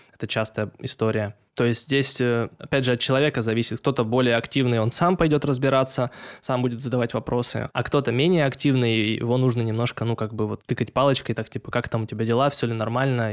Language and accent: Russian; Tyumen, Tyumen Oblast, Russia; я из Тюмени